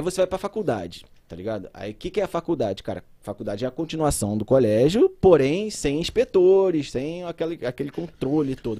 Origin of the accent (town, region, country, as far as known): Rio de Janeiro, Brazil; born or raised there; also born or lived in Belo Horizonte